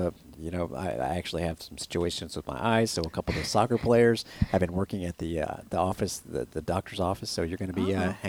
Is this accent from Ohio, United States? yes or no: no; Kentucky, United States; because I'm from Kentucky